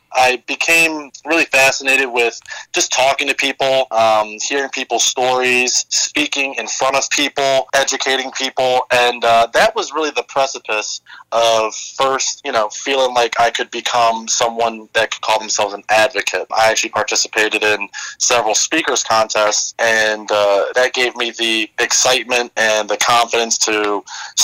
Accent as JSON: {"language": "English", "town": "Philadelphia", "region": "Pennsylvania", "country": "United States", "tie": "born or raised there", "said": "I'm from the Winfield area in West Philadelphia"}